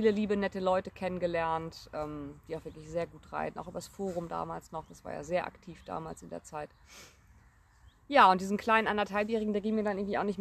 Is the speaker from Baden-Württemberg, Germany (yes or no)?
no; North Rhine-Westphalia, Germany; Ich komme ja ursprünglich aus NRW.